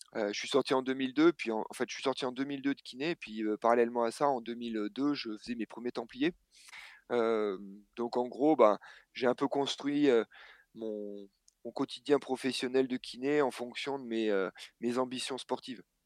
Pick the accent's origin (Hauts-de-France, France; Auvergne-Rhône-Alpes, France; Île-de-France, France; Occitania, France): Auvergne-Rhône-Alpes, France; Clermont-Ferrand; on a grandi en fait à Clermont-Ferrand, un petit peu à côté